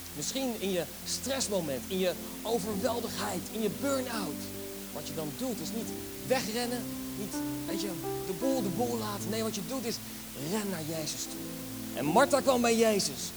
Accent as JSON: {"language": "Dutch", "country": "Netherlands"}